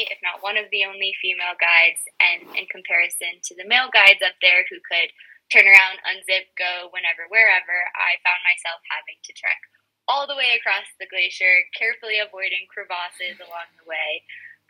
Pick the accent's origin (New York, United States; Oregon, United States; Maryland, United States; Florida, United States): Maryland, United States; Western; I grew up in the Appalachian Mountains of Western Maryland